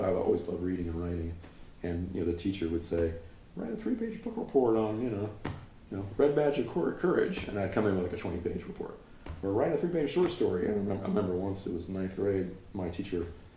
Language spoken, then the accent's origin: English; North Carolina, United States; moved away as an adult; also born or lived in Chicago; now in Los Angeles, United States; growing up in North Carolina, and I moved to a bigger town